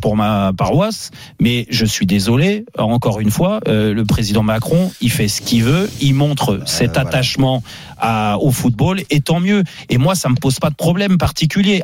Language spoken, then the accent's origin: French; France; nous, en tant que Français